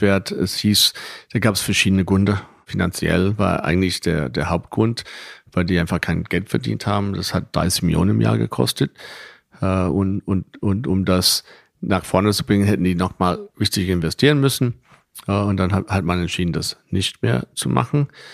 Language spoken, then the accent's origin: German; Boston, Massachusetts, United States; German is a second language; moved away as an adult; also born or lived in Cincinnati; now in Frankfurt, Germany; nach äh, Boston gezogen, also da, wo ich aufgewachsen bin